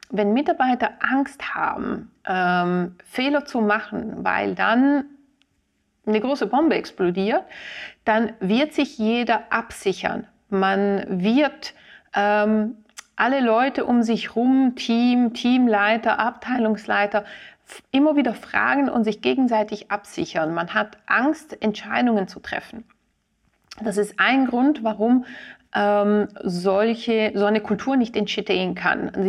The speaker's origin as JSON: {"language": "German", "region": "Ticino", "country": "Switzerland", "said": "Als Tessinerin fahre ich sehr oft Zug zwischen Locarno und, und Zürich."}